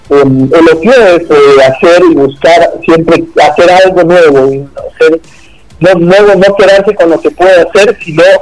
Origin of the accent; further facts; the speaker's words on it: Argentina; Pero yo vine acá de Argentina y me recibo con brazos abiertos